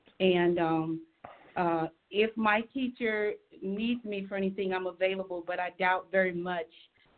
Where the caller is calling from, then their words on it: Anchorage, Alaska, United States; I am calling from Anchorage, Alaska.